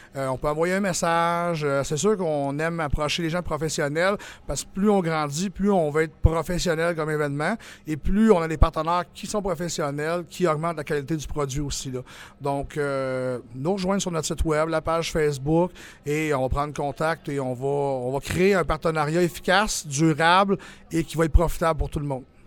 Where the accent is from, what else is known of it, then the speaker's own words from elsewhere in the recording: Quebec, Canada; on est des Québécois